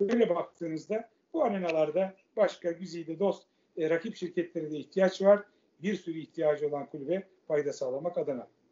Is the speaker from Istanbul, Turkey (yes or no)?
yes; Istanbul, Turkey; also born or lived in Göztepe, Kadıköy, Istanbul; Ben Fatih doğumluyum. Anne tarafım çünkü İstanbul Fatihlidir. E, Fatih'te doğdum. 12 yaşına kadar oradaydım.